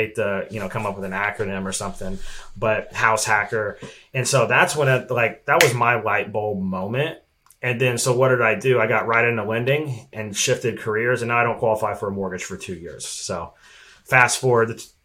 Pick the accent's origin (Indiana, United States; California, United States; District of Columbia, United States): Indiana, United States; Evansville; moved away as an adult; now in Arizona, United States; I was literally the only listing on the map in my hometown, Evansville, Indiana